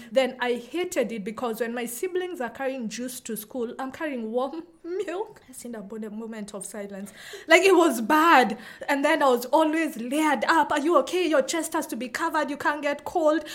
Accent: Nairobi, Kenya; I'm from Kenya, specifically Nairobi, which is where I've grown up, lived all my life

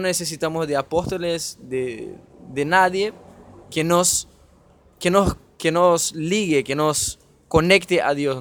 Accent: Brazil; now in Argentina; soy de Brasil

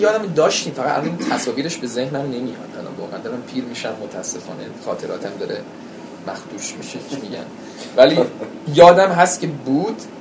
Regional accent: United States; first language English; Persian is a second language; منم متولد بزرگ شده اونجا بودم فارسیم که افتضاح بود انگلیسیم زبان مادریمه

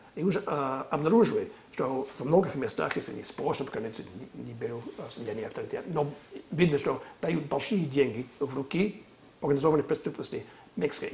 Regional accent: California, United States; Раньше я жил, э, вырос в Калифорнии

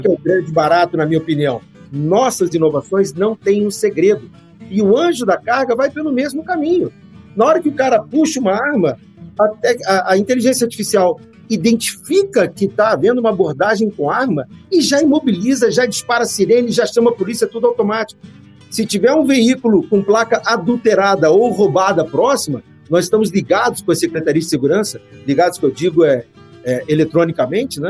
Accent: Brazil; Eu falo como brasileiro

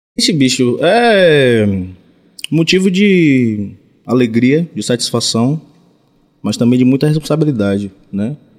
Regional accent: São Félix / Cachoeira, Recôncavo, Bahia, Brazil; Mas vindo de lá, como você falou, São Félix, Cachoeira ali e tal, Recôncavo

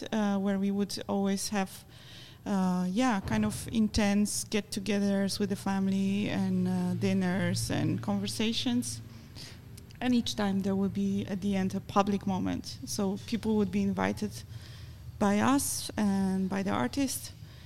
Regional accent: Poland; I come from Poland

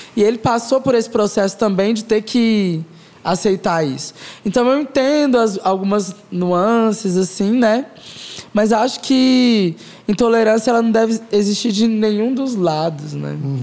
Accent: Goiás, Brazil; sou uma garota goiana

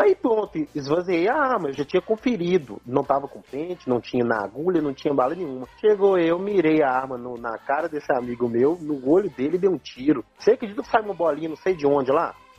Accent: Diamantina, Minas Gerais, Brazil; now in Sete Lagoas, Brazil; a minha infância em Diamantina não foi das melhores, não

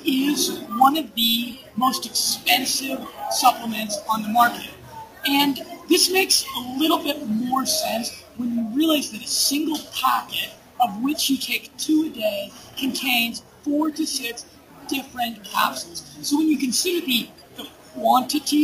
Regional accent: United States; moved away as an adult; now in Medellin, Colombia; my lifestyle as an American expat living in South America

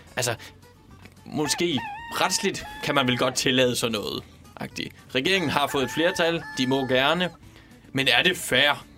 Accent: Denmark; now in Copenhagen, Denmark; selvom jeg kommer fra Jylland, så er jeg ikke så meget for ordet træls

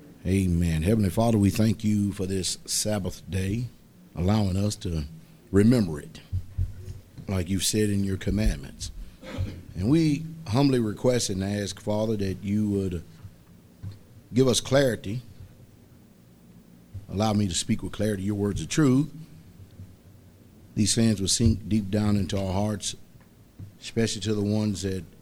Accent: United States; I'm an American by birth because I was born here on this land

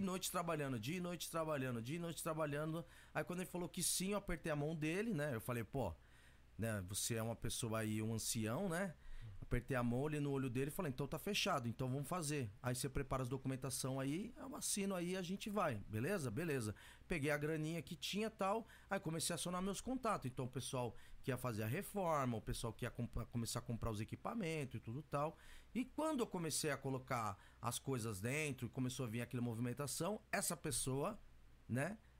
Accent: São Paulo, Brazil; moved away as an adult; also born or lived in Nagoya, Japan; now in Minokamo/Kani, Japan; Eu nasci eu nasci num bairro que chama Vila Santa Isabel

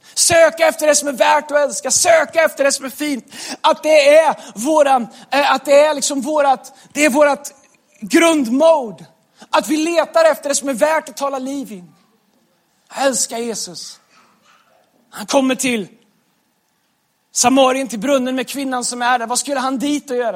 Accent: Västergötland, Västra Götaland, Sweden; accent: Västgötska; moved away; där jag kommer ifrån, västgötskan

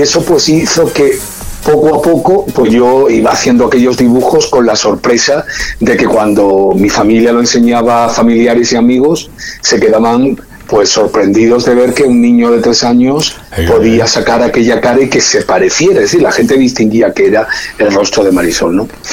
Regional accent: Málaga, Andalusia, Spain; moved away as an adult; also born or lived in Madrid; la Fría de Málaga, que es de donde, donde yo además vivía, de donde soy

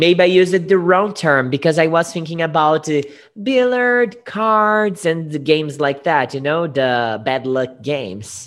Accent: Guariba, São Paulo, Brazil; English is a second language; I was born in Guariba.

